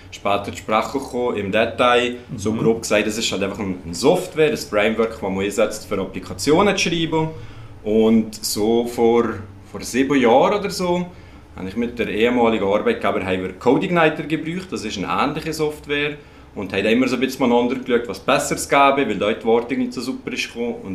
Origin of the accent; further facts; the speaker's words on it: Lucerne, Switzerland; ah, Luzern.